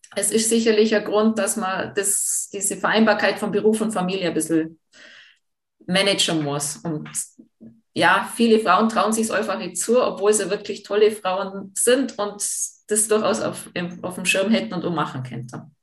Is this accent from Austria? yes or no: yes; Jungholz, Tyrol, Austria; ich bin ja im Dorf aufgewachsen, ich bin ja Jungholzerin